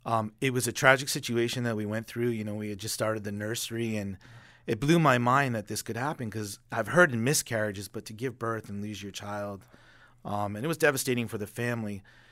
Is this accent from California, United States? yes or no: no; Boston, Massachusetts, United States; I got to watch Doug Flutie growing up in Boston.